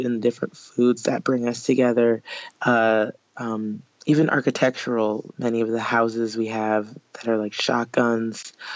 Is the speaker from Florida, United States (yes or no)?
no; New Orleans, Louisiana, United States; New Orleans, uh, where I'm from